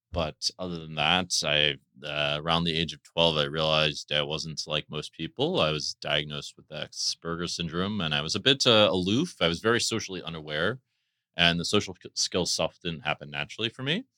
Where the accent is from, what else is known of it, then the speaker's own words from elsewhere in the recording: D.C., Maryland, United States; moved away; I grew up in Maryland, near Washington, D C